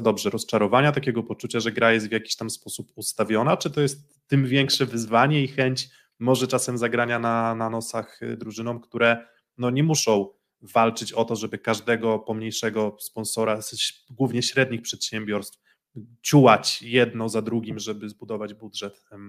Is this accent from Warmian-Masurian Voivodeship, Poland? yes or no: yes; Olsztyn, Warmian-Masurian Voivodeship, Poland; jestem z Olsztyna